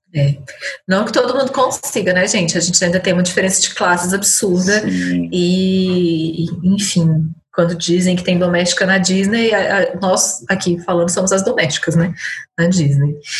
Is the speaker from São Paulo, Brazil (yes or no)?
no; Ceilândia, Federal District, Brazil; influenciou demais, assim, porque foi onde eu cresci